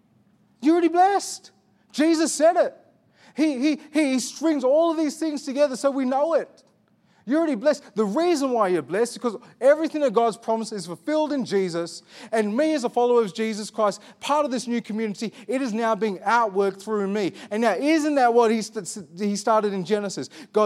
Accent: Armidale, New South Wales, Australia; I look like this. I grew up in Armidale.

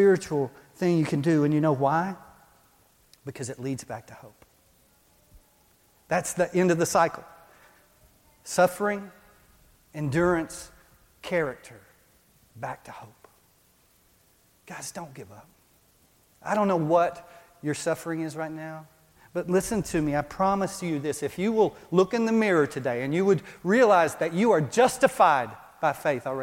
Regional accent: Texas, United States; moved away as an adult; I grew up in Texas. When we moved here 20 years ago, we went back to Texas a lot

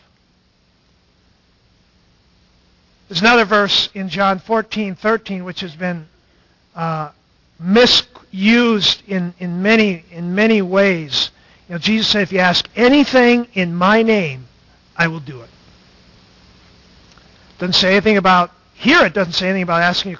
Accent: Stanchfield, Minnesota, United States; In my church started in the 1860s, Stanchfield, Minnesota

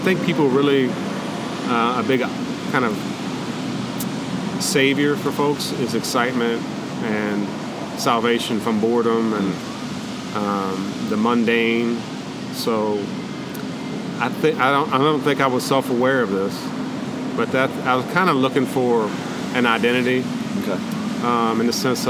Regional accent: Appalachia, West Virginia, United States; also born or lived in Eastern Panhandle, West Virginia; growing up in Appalachia, you know what I mean? So my dad wanted to kind of get us out of there, and he got a job with the state park system in West Virginia. So when I was 10 years old, we moved up 5 hours away, completely across the state, to the Eastern Panhandle

